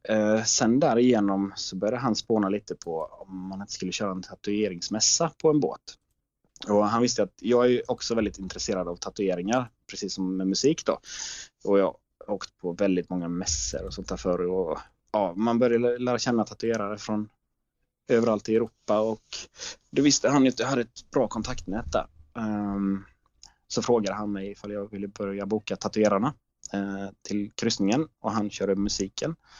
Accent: Jönköping, Jönköping County, Sweden; jag kommer från Jönköping

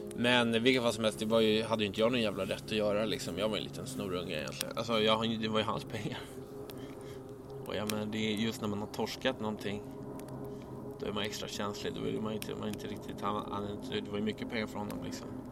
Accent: Stockholm, Stockholm County, Sweden; Jag växte upp i Bromma

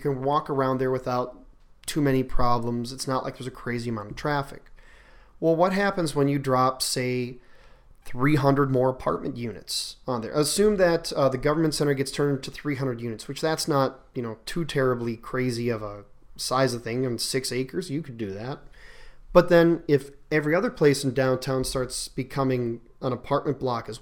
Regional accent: Milwaukee, Wisconsin, United States; now in Buffalo, Minnesota, United States; I grew up in Milwaukee, not too far away from Chicago

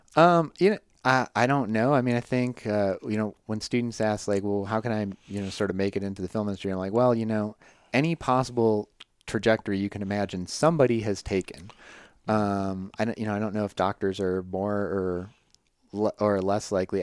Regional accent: Midwest, United States; moved away as an adult; I'm from the Midwest

